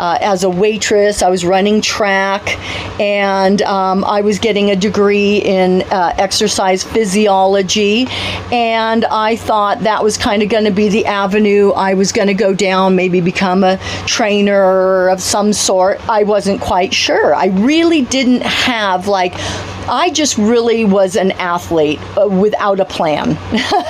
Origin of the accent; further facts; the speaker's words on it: Santa Barbara, California, United States; I was born here in Santa Barbara and I was a young athlete. I started at the girls club